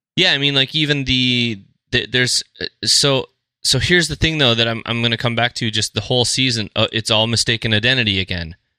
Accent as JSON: {"language": "English", "town": "Fargo", "region": "North Dakota", "country": "United States", "said": "we're from Fargo"}